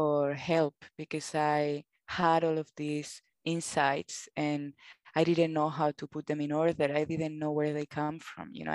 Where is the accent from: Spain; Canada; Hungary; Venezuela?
Spain; accent: Spanish; English is a second language; moved away as an adult; now in Australia; I have my Spanish accent